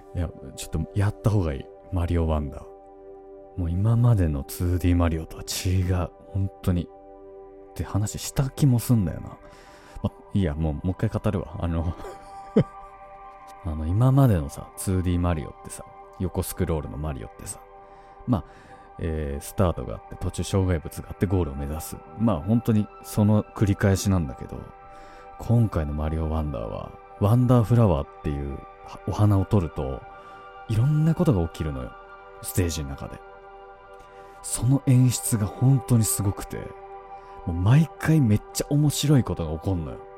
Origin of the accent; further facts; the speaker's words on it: Tohoku, Japan; moved away as an adult; now in Tokyo, Japan; 僕東北の人間なんですけど、何個かやっぱ、東京、大学で東京に来て、初めてこれ方言だったんだって知ることもね